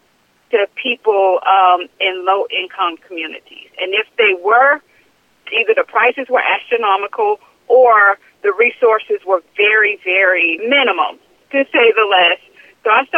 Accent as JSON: {"language": "English", "town": "St. Louis", "region": "Missouri", "country": "United States", "said": "I'm originally from St. Louis, Missouri"}